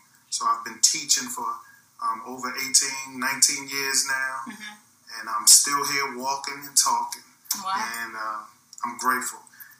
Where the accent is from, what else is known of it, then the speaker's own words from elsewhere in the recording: Baltimore, Maryland, United States; Well, Glennie, I'm from Baltimore, Maryland. I grew up in Northeast Baltimore, in the Northwood area. I represent Northwood all the way to Mervo High School.